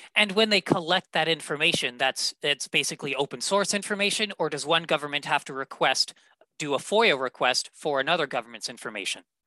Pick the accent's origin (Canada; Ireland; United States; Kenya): Canada; Winnipeg, Manitoba; my hometown of Winnipeg, Manitoba